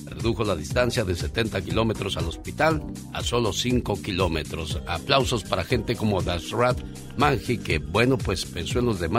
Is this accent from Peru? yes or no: no; León, Guanajuato, Mexico; moved away; porque un día salí de León, Guanajuato, pero León, Guanajuato nunca salió de mí.